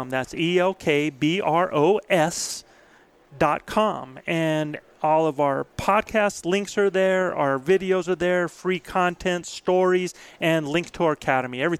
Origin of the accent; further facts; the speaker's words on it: Albuquerque, New Mexico, United States; Uh, I'm from Albuquerque.